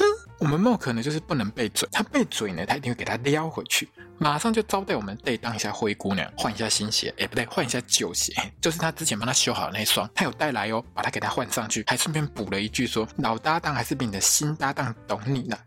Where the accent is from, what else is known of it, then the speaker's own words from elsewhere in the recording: Taiwan; 我们台湾人